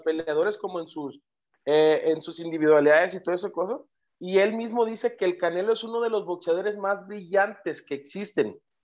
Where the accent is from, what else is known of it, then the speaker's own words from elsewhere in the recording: Mexico; somos los mexicanos